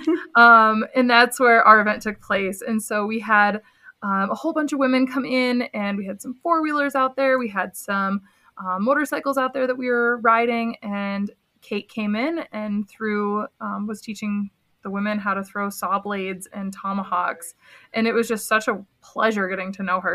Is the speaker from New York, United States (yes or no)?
yes; between Binghamton and Syracuse, upstate New York, United States; moved away as an adult; also born or lived in Black Hills, South Dakota; now in South Dakota, United States; I grew up in upstate New York, a small town between Binghamton and Syracuse.